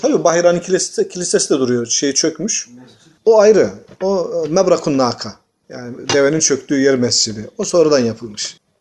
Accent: Tokat, Turkey; Tokat'ta iki tenekeye bir urukluğa diyoruz.

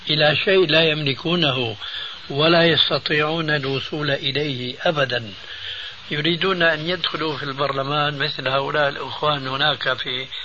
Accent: Syria; هم يقولون عندنا في سوريا خير الذقون

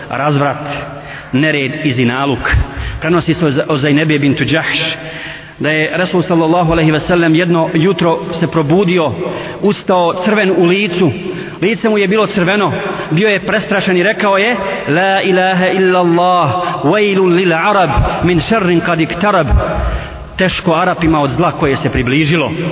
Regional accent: Bosnia & Herzegovina

